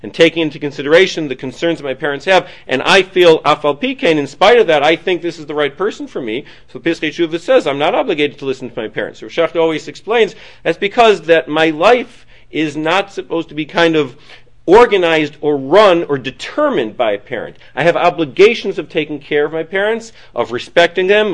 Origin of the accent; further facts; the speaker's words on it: Detroit, Michigan, United States; also born or lived in Manhattan, New York / Queens, New York; now in New York, United States; I come from Detroit, so my mother's still in Detroit